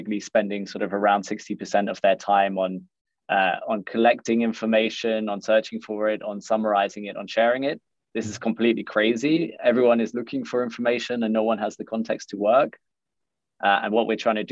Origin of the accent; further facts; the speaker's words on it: London, United Kingdom; moved away as an adult; now in Berlin, Germany; I'm originally from London. I've been living out in Berlin for about the last six and a half years